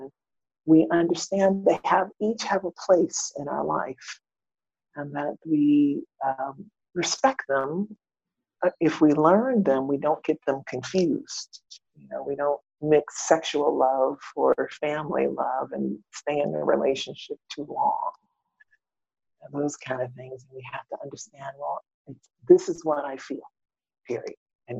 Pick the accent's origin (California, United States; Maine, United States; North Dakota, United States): Maine, United States; born there; I am the fourth daughter of an African-American Air Force military family. That I was born in Maine, up north near the Canadian border.